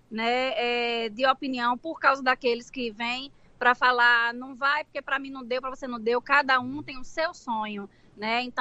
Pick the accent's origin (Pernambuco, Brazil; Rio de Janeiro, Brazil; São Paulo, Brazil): Pernambuco, Brazil; now in Boston, United States; Então, sou pernambucana, mulher macho, sim senhor, viu?